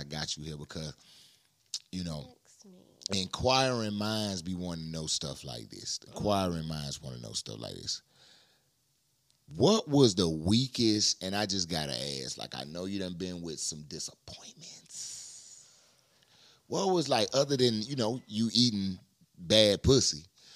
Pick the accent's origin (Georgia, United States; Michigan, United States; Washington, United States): Georgia, United States; Brunswick; I was born in Brunswick.